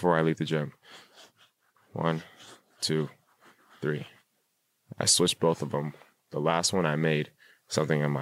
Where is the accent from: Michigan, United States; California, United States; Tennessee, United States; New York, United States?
California, United States; Rancho Cucamonga; I grew up in Rancho Cucamonga in the suburbs